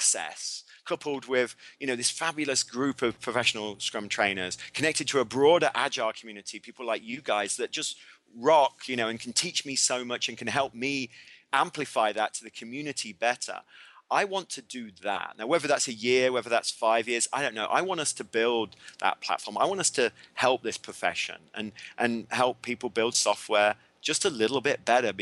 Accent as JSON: {"language": "English", "region": "England", "country": "United Kingdom", "said": "I'm English, but I do have an American passport"}